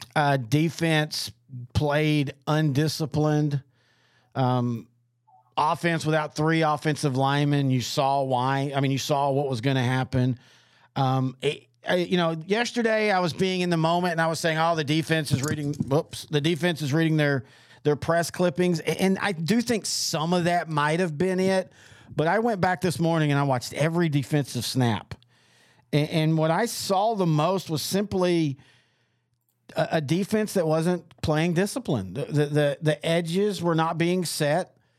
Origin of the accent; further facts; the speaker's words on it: East Texas, United States; I grew up in East Texas where there's a ton of uh, uh, Razorback fans